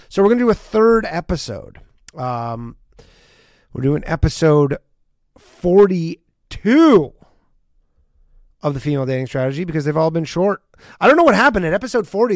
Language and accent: English; Canada; I'm Canadian